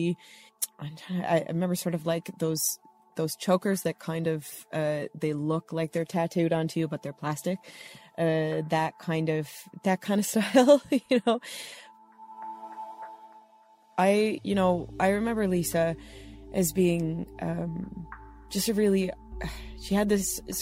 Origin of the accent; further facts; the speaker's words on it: Nanaimo, British Columbia, Canada; moved away as an adult; now in Corner Brook, Canada; I am originally from Nanaimo, BC, Canada, on Vancouver Island, where I was born and raised.